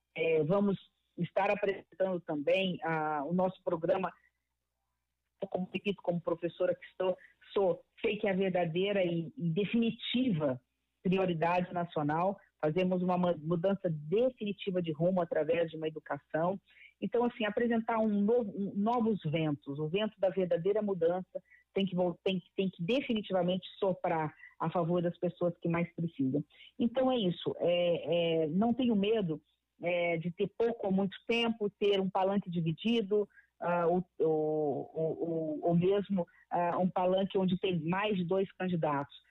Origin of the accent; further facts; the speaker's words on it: Mato Grosso do Sul, Brazil; eu venho de Mato Grosso do Sul